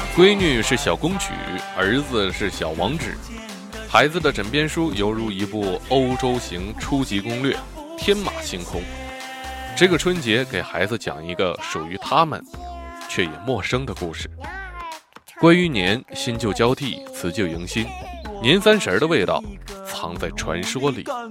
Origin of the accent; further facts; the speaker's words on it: China; 我们中国人要过年了